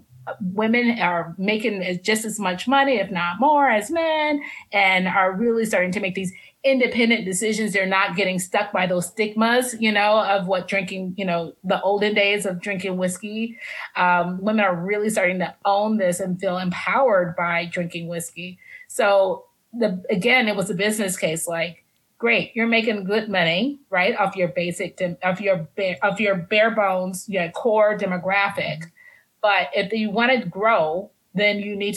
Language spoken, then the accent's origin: English; Los Angeles, California, United States; also born or lived in Oakland; now in Atlanta, United States; I'm from Los Angeles. When I started Black Bourbon Society, I lived in Oakland. I now live in Atlanta.